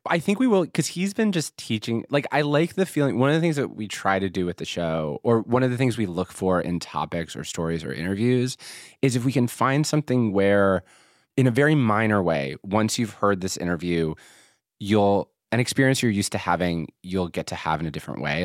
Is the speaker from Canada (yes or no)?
no; Philadelphia, Pennsylvania, United States; moved away; I'm from Philadelphia.